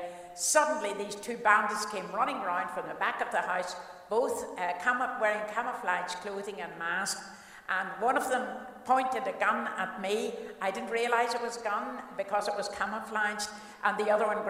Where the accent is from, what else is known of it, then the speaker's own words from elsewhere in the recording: Cookstown, Northern Ireland, United Kingdom; I was born in Cookstown, County Tyrone